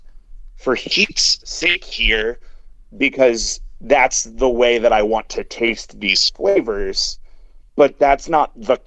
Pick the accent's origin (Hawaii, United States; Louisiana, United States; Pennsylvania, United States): Pennsylvania, United States; Western; moved away; I grew up in Western Pennsylvania, kind of in the sticks